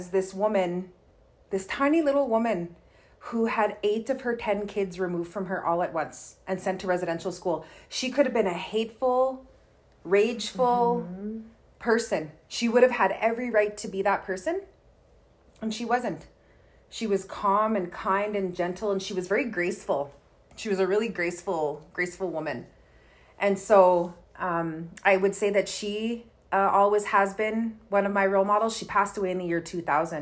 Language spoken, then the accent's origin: English; Kehewin Cree Nation, Alberta, Canada; I'm from the Kihiwin Cree Nation right here in Treaty 6 territory